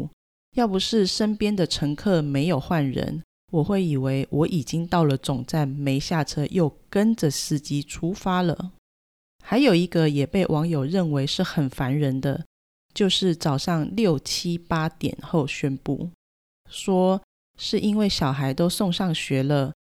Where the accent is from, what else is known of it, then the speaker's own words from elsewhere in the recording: Taiwan; 身为台湾人，